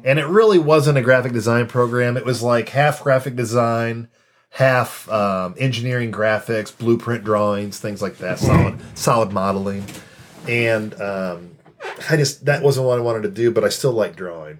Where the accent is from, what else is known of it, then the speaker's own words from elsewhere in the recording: Champaign, Illinois, United States; moved away as an adult; also born or lived in Purdue, Indiana / Saginaw, Michigan; I grew up in Champaign, Illinois.